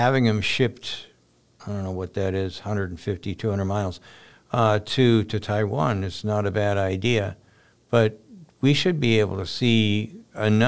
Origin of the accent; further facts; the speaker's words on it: Canada; now in United States; I was born in Canada. Things were a lot different when I was in Canada